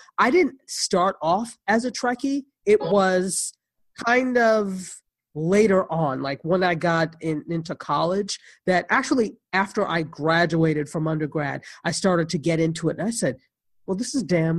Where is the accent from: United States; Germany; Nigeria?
Nigeria; And of course, I'm Nigerian, so she's half Nigerian.